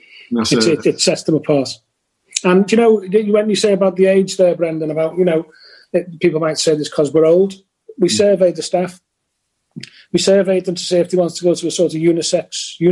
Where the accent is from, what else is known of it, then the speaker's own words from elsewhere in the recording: Merseyside, North West England, United Kingdom; also born or lived in Lancashire; Working there means something to me because it's where I was born, where I was brought up